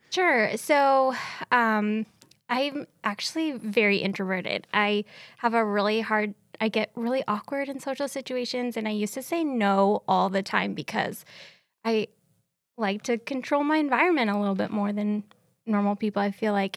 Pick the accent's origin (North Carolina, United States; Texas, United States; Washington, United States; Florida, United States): Washington, United States; Seattle; moved away as an adult; also born or lived in Ellensburg; now in Kennewick, United States; I grew up in Seattle